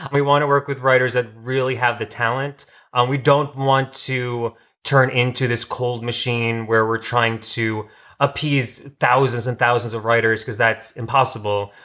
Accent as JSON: {"language": "English", "region": "New York", "country": "United States", "moved": "as an adult", "lives_now": "Los Angeles, United States", "said": "I'm from New York, and I came out here t-, for acting."}